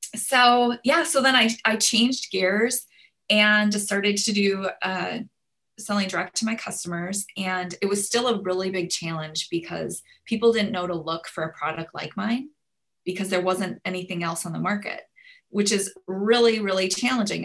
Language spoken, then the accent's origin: English; Minnesota, United States; now in Houston, United States; I'm from Minnesota